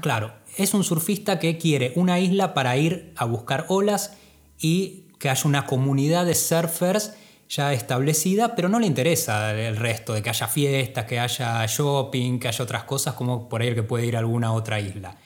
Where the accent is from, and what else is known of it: Argentina